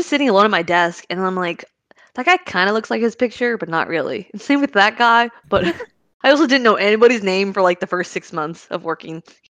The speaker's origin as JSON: {"language": "English", "country": "United States", "tie": "born or raised there", "said": "growing up in, like, a first-gen American household"}